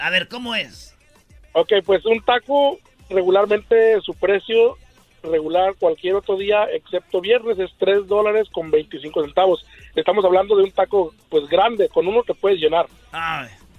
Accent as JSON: {"language": "Spanish", "country": "Mexico", "tie": "born or raised there", "also_born_or_lived": "Zacatecas / Michoacán", "moved": "yes", "lives_now": "Anaheim, United States", "said": "originario Zacatecas y Michoacán"}